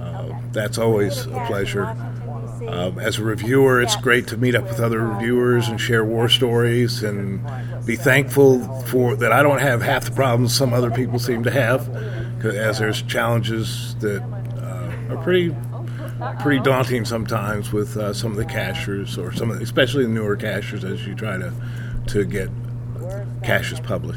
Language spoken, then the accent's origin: English; King of Prussia, Pennsylvania, United States; Hi, we're … from King of Prussia, Pennsylvania